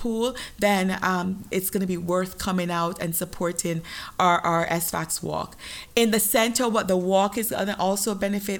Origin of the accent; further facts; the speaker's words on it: Jamaica; moved away; I am Jamaican